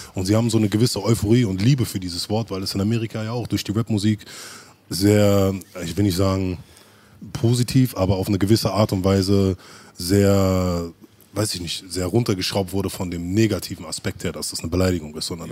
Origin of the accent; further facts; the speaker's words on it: Berlin, Germany; wir sind halt nicht in großen Bezirken wie Kreuzberg oder Schöneberg groß geworden. Das heißt, wir hatten Siedlungen